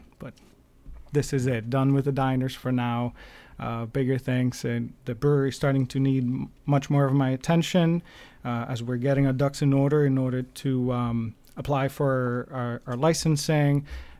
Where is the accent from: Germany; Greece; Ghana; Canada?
Greece; now in Connecticut, United States; I'm Greek. I'm not Italian.